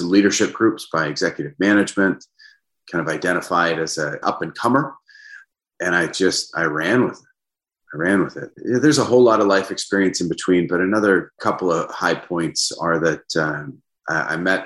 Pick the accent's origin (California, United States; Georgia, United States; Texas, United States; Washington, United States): Washington, United States; Seattle; I grew up just north of the Seattle city limit. So I call myself a Seattleite. Born and raised, been here all my life